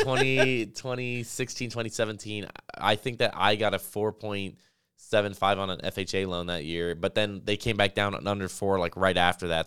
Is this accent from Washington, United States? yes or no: no; Las Vegas, Nevada, United States; moved away; I grew up in Las Vegas.